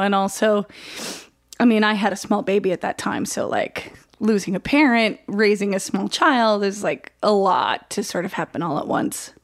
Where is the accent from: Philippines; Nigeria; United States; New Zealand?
United States; Oswego, New York; I grew up in Oswego, New York